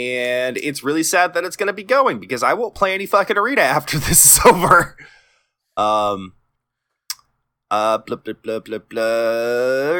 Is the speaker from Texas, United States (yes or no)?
yes; Texas, United States; I'm Texan, so I kinda dropped my D a little bit